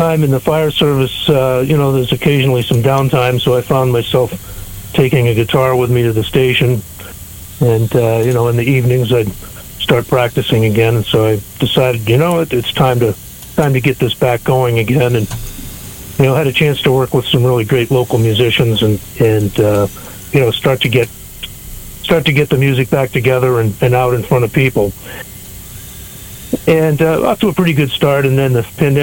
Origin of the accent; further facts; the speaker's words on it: New Hampshire, United States; also born or lived in Chicago, Illinois; grew up in New Hampshire.